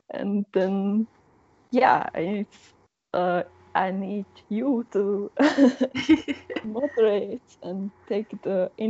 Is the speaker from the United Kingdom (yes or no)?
no; Slovakia; English is a second language; also born or lived in Slovenia; I can understand Slovene quite good, although I'm not speaking it. Um, because I'm from Slovakia and the, the language is uh, really similar, and I got used uh, to it when